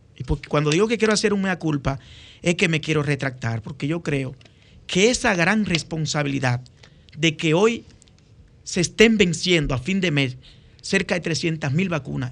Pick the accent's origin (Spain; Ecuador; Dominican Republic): Dominican Republic; un dominicano comprometido